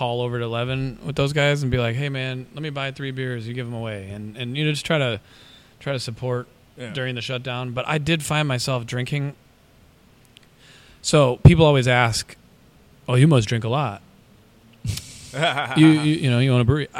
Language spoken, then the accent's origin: English; Minnesota, United States; moved away; I'm from Minnesota, got friends and family all over